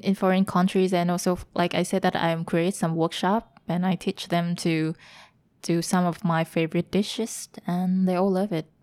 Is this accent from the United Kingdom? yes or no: no; Hanoi, Vietnam; moved away as an adult; also born or lived in Germany / Taiwan / Belgium; now in Ho Chi Minh City, Vietnam; I'm from Hanoi